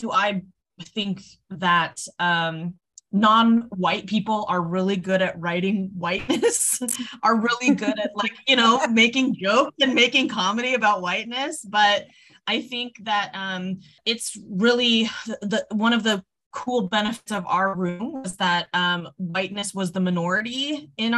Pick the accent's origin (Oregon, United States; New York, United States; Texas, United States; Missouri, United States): Oregon, United States; I grew up in a small town in Oregon